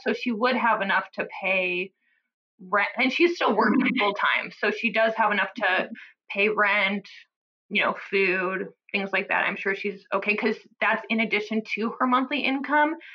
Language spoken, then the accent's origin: English; Omaha, Nebraska, United States; now in New Haven, United States; I'm from the Midwest. She's still in um, Omaha, Nebraska, where I'm from